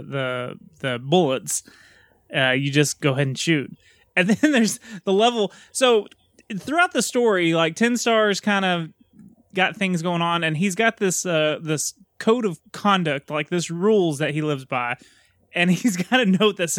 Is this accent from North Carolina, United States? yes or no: no; Texas, United States; I'm Texan. We take everything slow down here